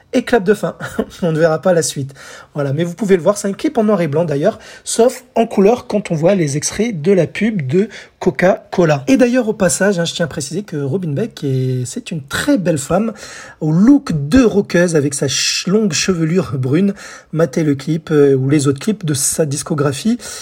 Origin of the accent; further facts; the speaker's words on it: France; chez nous en France